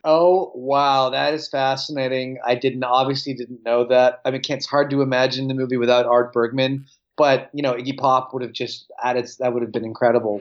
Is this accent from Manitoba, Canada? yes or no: yes; Winnipeg, Manitoba, Canada; as a kid growing up in Winnipeg